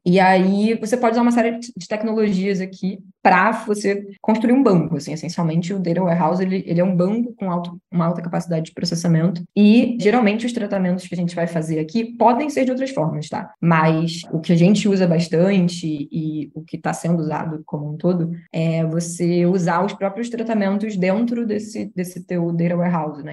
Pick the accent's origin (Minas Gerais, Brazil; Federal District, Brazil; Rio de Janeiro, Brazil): Rio de Janeiro, Brazil; Eu sou do Rio